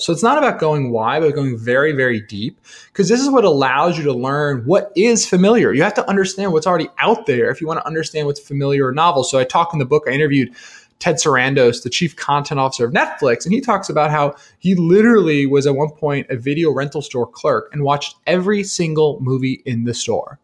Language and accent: English; New Jersey, United States; I'm a kid from New Jersey